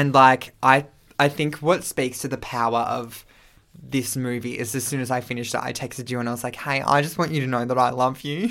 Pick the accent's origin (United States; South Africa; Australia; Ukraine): Australia; we're Australian